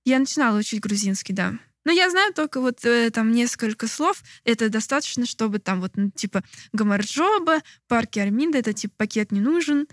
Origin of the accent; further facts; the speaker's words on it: Moscow, Russia; moved away as an adult; also born or lived in Novosibirsk; now in Georgia; Я вообще из Москвы